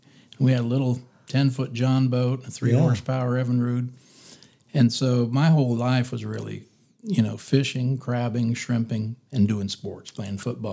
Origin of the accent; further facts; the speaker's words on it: Florida, United States; also born or lived in California / Gainesville, Florida / Orlando, Florida; I was born in California, actually. Oh, really? I moved to Florida when I was very little.